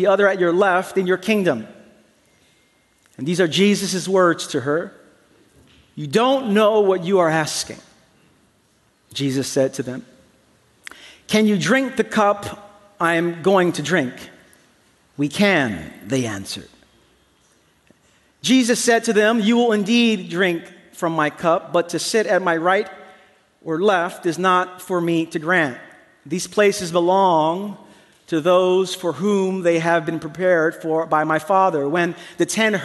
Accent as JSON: {"language": "English", "town": "New York City", "region": "New York", "country": "United States", "tie": "born or raised there", "said": "I grew up in the East New York section of Brooklyn"}